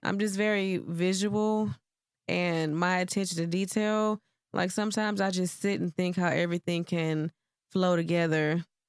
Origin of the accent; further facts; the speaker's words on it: Houston, Texas, United States; also born or lived in Cleveland, Ohio; I left when I was ten and moved to Houston. So, from, like, fifth grade up to my adult years, it was Houston. So, I guess you would say I was raised here.